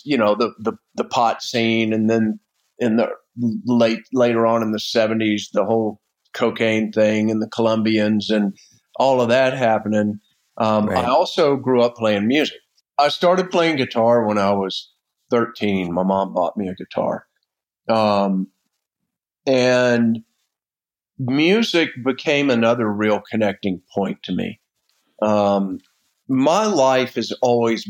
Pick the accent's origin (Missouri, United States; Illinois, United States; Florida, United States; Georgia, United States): Florida, United States; I grew up in Florida on the beach. My family homesteaded down there in the 1800s